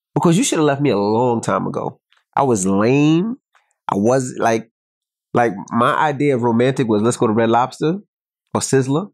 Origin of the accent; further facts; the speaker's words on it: New York City, New York, United States; moved away; I'm from Queens